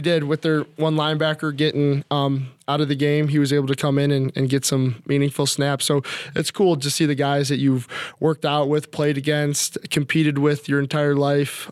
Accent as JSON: {"language": "English", "town": "Chicago", "region": "Illinois", "country": "United States", "tie": "born or raised there", "moved": "as an adult", "lives_now": "Minnesota, United States", "said": "growing up in Chicago"}